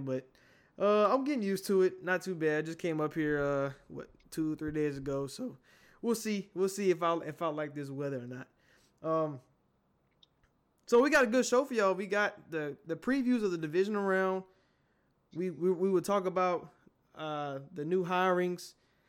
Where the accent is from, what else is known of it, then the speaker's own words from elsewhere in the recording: Georgia, United States; And you know me, we're from Georgia. We don't know what snow is.